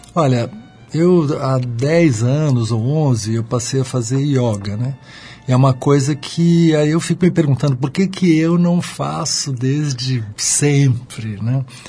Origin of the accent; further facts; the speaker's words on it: São Vicente, São Paulo, Brazil; eu nasci em São Vicente, ali colado em Santos, e a, o meu colégio ficava na frente da praia